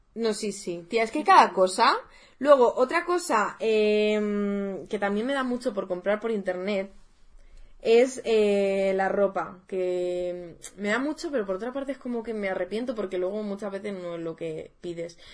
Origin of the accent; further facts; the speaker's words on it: Madrid, Community of Madrid, Spain; desde Madrid, que nosotras somos de Madrid